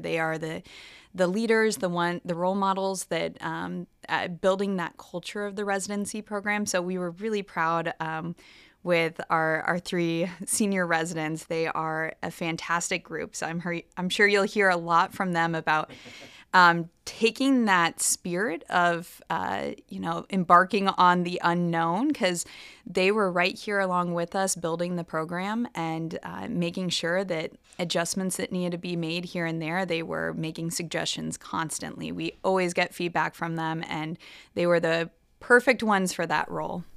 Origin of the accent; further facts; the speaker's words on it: Nebraska, United States; moved away as an adult; also born or lived in Boston / Philadelphia / Miami; I am originally from Nebraska. I grew up here